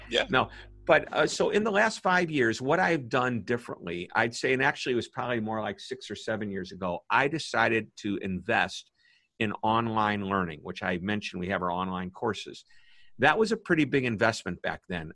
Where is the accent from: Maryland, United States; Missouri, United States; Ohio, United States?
Missouri, United States; St. Louis; I'm from St. Louis, Missouri